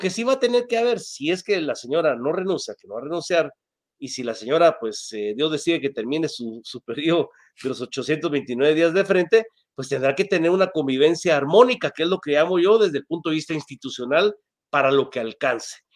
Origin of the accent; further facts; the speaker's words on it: Guatemala; como guatemaltecos